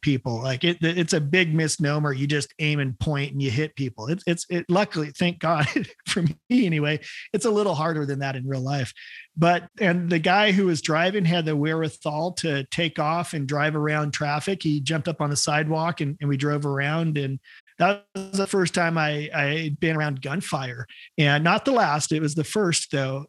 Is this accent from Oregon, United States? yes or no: yes; Salem, Oregon, United States; I grew up in Salem, Oregon